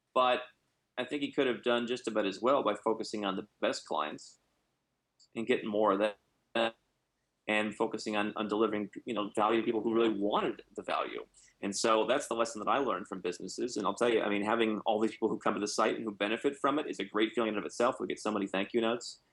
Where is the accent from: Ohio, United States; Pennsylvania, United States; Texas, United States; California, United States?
Ohio, United States; moved away; also born or lived in Arizona; I come from Ohio